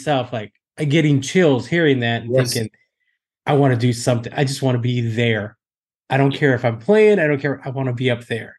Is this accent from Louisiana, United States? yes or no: no; Texas, United States; I grew up in Texas.